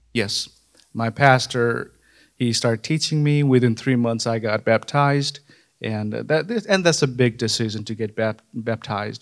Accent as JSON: {"language": "English", "area": "far western Nepal", "region": "Sudurpashchim Province", "country": "Nepal", "tie": "born or raised there", "moved": "yes", "said": "I grew up in Nepal, nineteen ninety-five. I was born in Nepal, far western part of Nepal"}